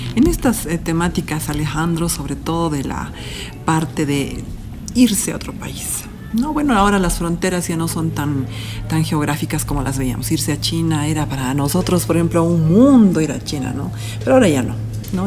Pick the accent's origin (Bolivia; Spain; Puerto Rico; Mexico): Bolivia; nosotros que somos latinoamericanos o latinos, bolivianos en este caso